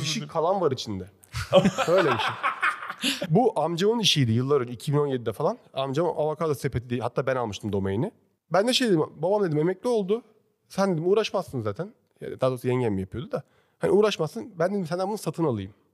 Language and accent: Turkish; İzmir, Turkey; moved away as an adult; now in Istanbul, Turkey; Ben doğma büyüme İzmir Karşıyaka'lıyım da baba tarafı Alanyalı